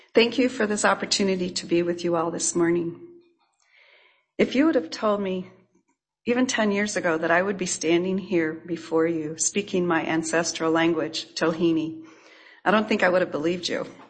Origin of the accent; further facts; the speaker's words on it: La Mirada, California, United States; also born or lived in Santa Barbara, California / Gardena, California / Avila Beach, California (tribal ancestry); My two younger sisters were born and after which we moved inland to La Mirada.